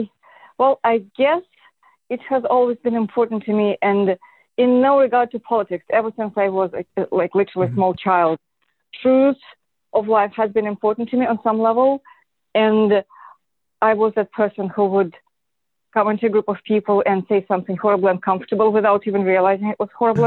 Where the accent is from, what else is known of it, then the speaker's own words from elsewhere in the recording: Moscow, Russia; moved away; I am Russian. I was born and raised in Moscow